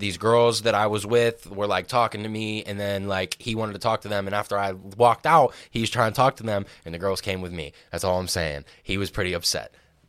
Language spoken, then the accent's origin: English; Pittsburgh, Pennsylvania, United States; I'm banned from this bar in our hometown, in like specifically my hometown, like where I live right now.